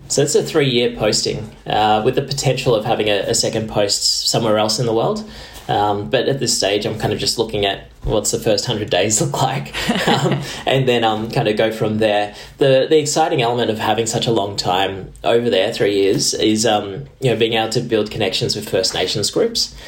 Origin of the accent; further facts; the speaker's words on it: Tamworth, New South Wales, Australia; growing up in Tamworth, which is Gomeroi country, wasn't my own country out there